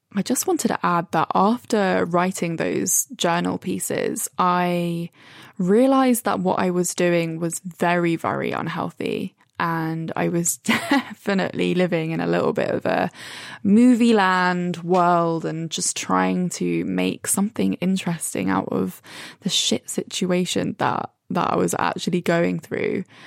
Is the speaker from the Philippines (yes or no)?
no; Brighton, South East England, United Kingdom; now in London, United Kingdom; I'm in Brighton. Finally, away from London after being in the same four walls for the last five months